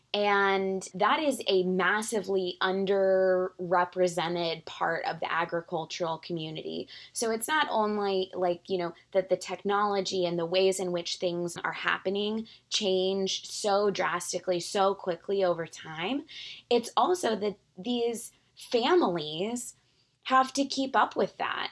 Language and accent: English; San Antonio, Texas, United States; moved away as an adult; also born or lived in Georgetown, Texas / Dallas, Texas / New York City; now in Beeville, United States; I grew up in San Antonio, went to school there, had, you know, my parents lived there